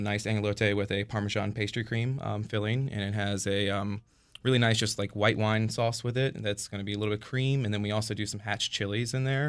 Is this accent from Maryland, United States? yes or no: yes; St. Mary's County, Southern Maryland, United States; From St. Mary's County, so Southern Maryland, born and raised. Worked in D.C. for the longest portion of my career